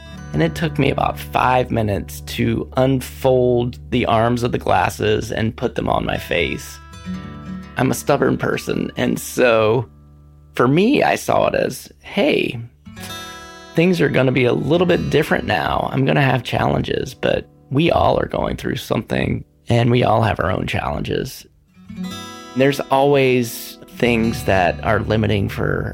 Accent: North Carolina, United States; now in Portland, United States; I am born and raised in North Carolina

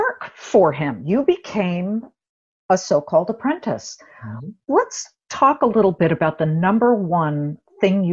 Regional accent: Canada; being Canadian, my parents are Canadian

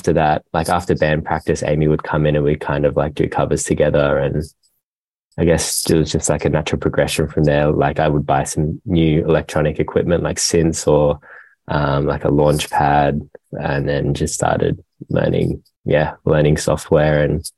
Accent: Gold Coast, Queensland, Australia; moved away as an adult; now in Melbourne, Australia; we're from the Gold Coast, which is up north. And then we moved down to Melbourne a few years ago.

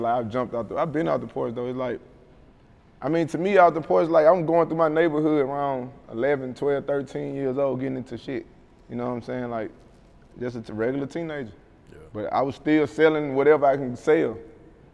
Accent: Mobile, Alabama, United States; I love my hometown

